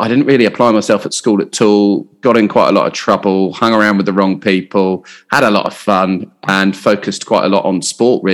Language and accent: English; Hampshire, South East England, United Kingdom; moved away as an adult; also born or lived in Portsmouth / Southampton / London / Australia; I grew up in Hampshire, sunny Hampshire.